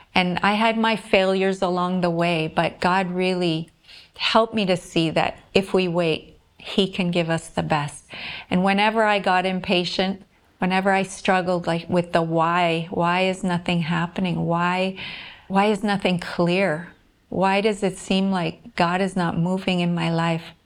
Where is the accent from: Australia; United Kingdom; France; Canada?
Canada; Whitemouth, Manitoba; moved away as an adult; now in Visakhapatnam, India; I'm from White Mouse, Manitoba, Canada, a small town there, and I'm living now in Visakhapatnam, India.